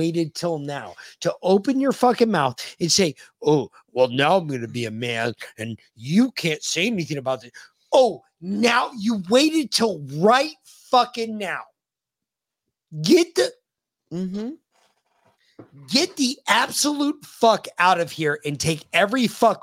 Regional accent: United States; I was born here. I only know America

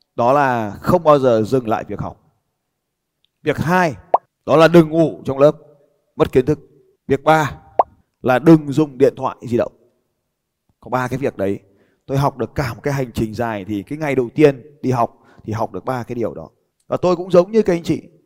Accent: Vietnam; tôi bảo tao đến từ Việt Nam

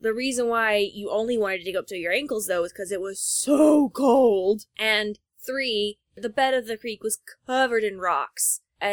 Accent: the South, United States; accent: Southern; now in New York, United States; My Southern accent

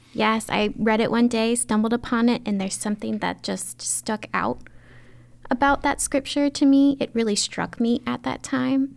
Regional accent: Baldwin, Maryland, United States; I grew up in the county, um, in a beautiful town called Baldwin

